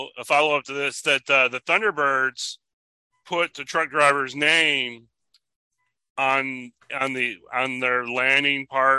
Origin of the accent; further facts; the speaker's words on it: Michigan, United States; this is near my hometown. This is actually, I almost moved this to local because this happened, you know, 30 minutes away from where I live in Michigan.